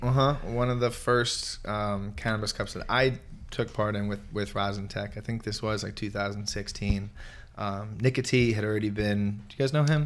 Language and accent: English; Merrick, New York, United States; I grew up in New York, in Long Island